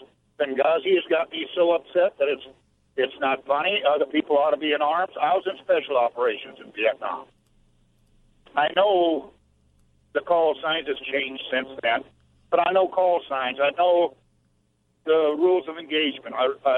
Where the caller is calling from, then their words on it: Sheboygan, Wisconsin, United States; Actually, I'm in Sheboygan. I'm a truck driver. I just pulled into Sheboygan. I've got to unload tomorrow. I live just in Iowa City.